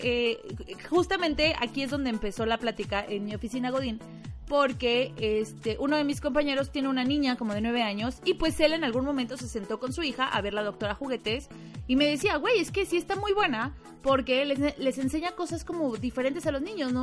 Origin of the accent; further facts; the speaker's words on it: Mexico; como buena mexicana